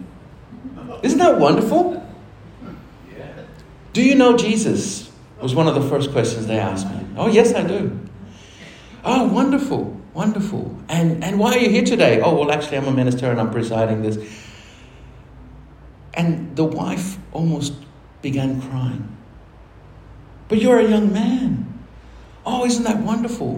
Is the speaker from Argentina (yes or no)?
yes; Argentina; now in Australia; I'm from Argentina. I'm from a country where we never had